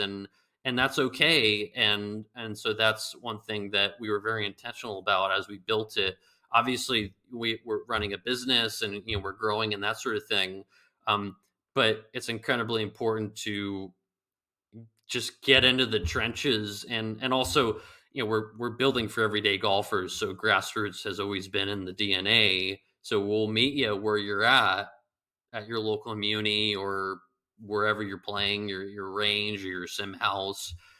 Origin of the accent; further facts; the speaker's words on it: California, United States; moved away; the guy from California